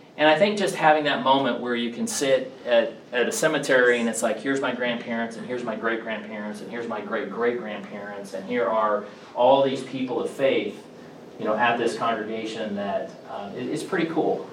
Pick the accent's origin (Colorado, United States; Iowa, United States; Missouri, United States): Missouri, United States; Blue Springs; I grew up in the Kansas City area, a little town called uh, Blue Springs, Missouri